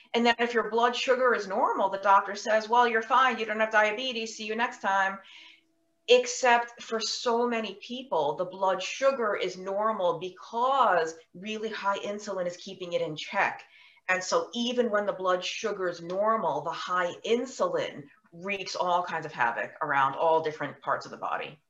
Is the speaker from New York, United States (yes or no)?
yes; New York, United States; I was born and raised in New York.